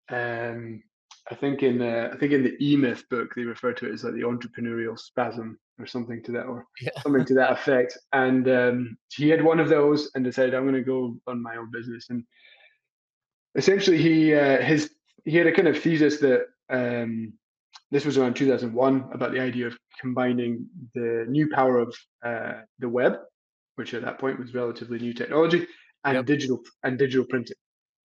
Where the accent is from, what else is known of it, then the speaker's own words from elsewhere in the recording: Scotland, United Kingdom; moved away as an adult; also born or lived in England; now in Boston, United States; I moved in July to Boston. I'm originally from Scotland. I've lived all around the world, but lived in the US. I've lived in England, Scotland, but I'm back in the US.